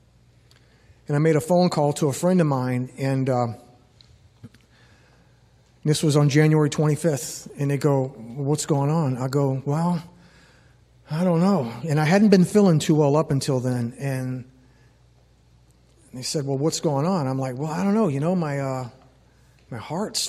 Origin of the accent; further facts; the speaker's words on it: New Orleans, Louisiana, United States; moved away as an adult; I grew up in Louisiana for the first 18 years of my life. Grew up in New Orleans